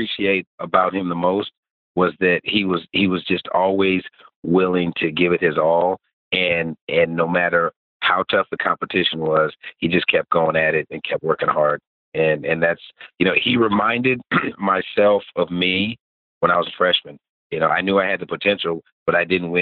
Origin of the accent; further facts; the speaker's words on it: Waterloo, Iowa, United States; moved away as an adult; also born or lived in Georgetown, South Carolina; now in South Carolina, United States; I grew up in Waterloo, Iowa